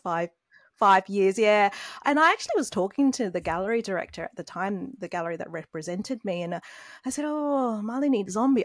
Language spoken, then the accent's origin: English; Australia; growing up in Australia